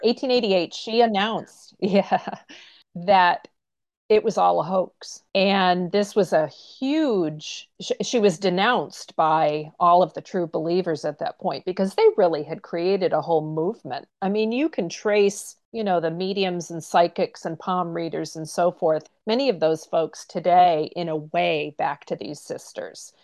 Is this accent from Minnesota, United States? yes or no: no; Pittsfield, Maine, United States; I'm a Maine native. I grew up in Pittsfield, Maine